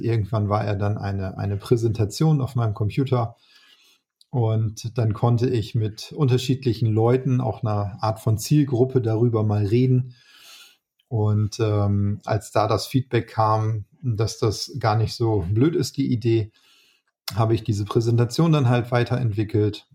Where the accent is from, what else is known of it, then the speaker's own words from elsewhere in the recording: Northern Germany, Germany; als Norddeutscher